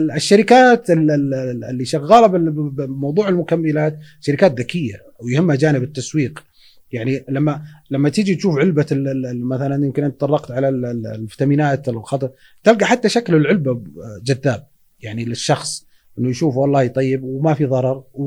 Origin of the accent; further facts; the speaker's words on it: Saudi Arabia; احنا عندنا بالسعوديه هنا